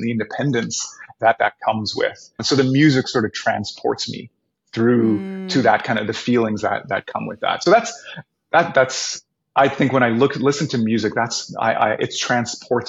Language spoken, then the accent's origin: English; Winnipeg, Manitoba, Canada; I'm from Winnipeg